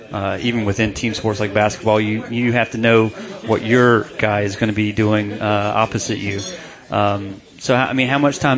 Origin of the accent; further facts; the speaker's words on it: North Carolina, United States; I'm born and raised in North Carolina, so wrestling is not really in my blood.